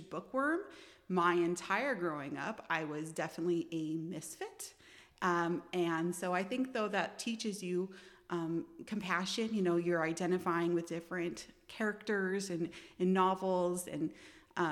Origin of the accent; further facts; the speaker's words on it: Seattle, Washington, United States; also born or lived in Olympia, Washington; I was born in Seattle, Washington